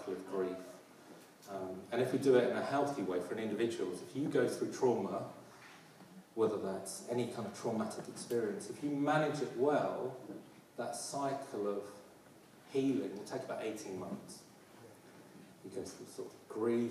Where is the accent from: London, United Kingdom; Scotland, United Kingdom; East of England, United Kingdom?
London, United Kingdom; As you can hear my accent, I'm a proud Londoner